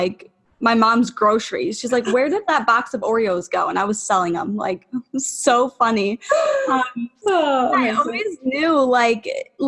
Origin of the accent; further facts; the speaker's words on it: Buffalo, New York, United States; moved away as an adult; also born or lived in Atlanta; I'm from Buffalo, New York. I just moved back, actually. I was living in Atlanta